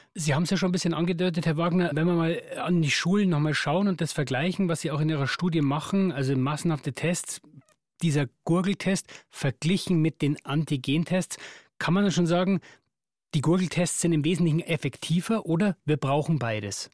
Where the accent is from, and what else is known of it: Germany